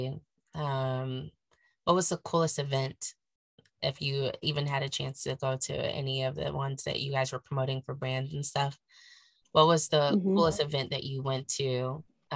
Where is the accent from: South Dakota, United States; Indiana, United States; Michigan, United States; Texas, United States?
Indiana, United States; Indianapolis; also born or lived in Chicago, Illinois; we're from Indianapolis